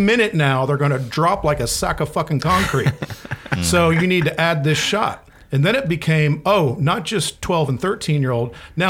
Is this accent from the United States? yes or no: yes; Florida, United States; born or raised there